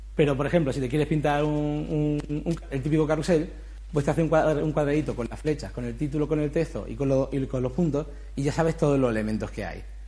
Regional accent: Granada, Andalusia, Spain; yo soy de Granada, hice Bella Arte allí

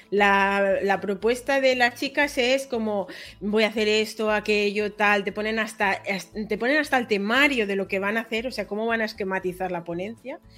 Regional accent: Catalonia, Spain; Aquí somos catalanes

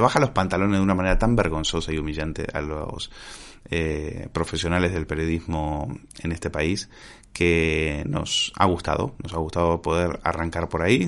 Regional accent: Spain; nosotros como españoles

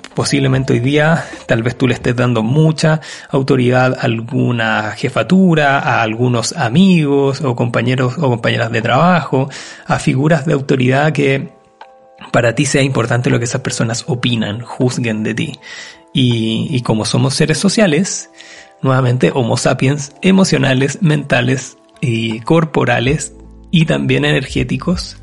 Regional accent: Chile; mi país, Chile

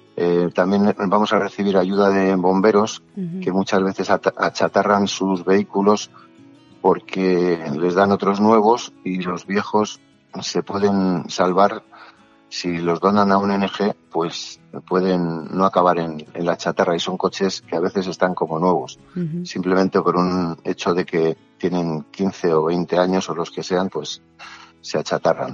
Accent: Torrelodones, Community of Madrid, Spain; aquí en Torrelodones, que es de donde yo soy

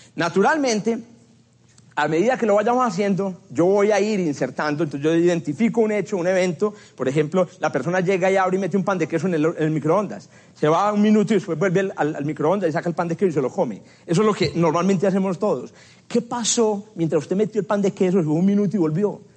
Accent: Paisa region, Antioquia, Colombia; accent: paisa; soy muy paisa y se me escapan expresiones paisas

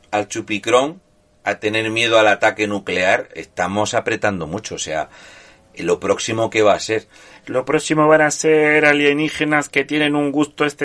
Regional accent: Ukraine; Spanish is a second language; también deciros que soy ucraniano que vive en la Ucrania

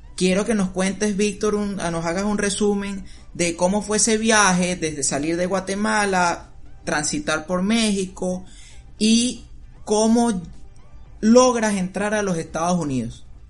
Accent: Venezuela; now in United States; yo vine de Venezuela

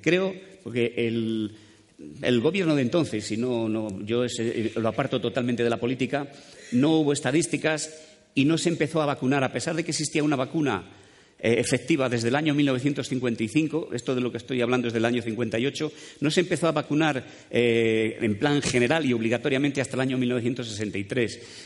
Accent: Dueñas, Castile and León, Spain; moved away; also born or lived in Madrid; soy de Dueñas, un pueblito a mitad de camino entre Palencia y Valladolid

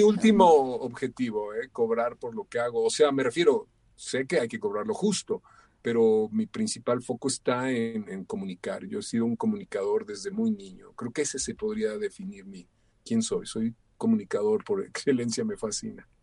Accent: Mexico; soy eh, un, mexicano

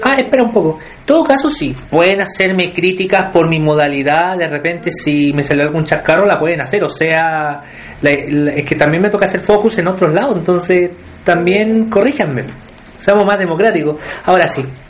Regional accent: Penco, Biobío, Chile; yo soy de Benco.

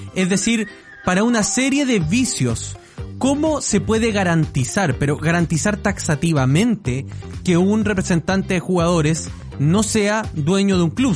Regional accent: Chillán, Ñuble, Chile; yo soy de Chillán

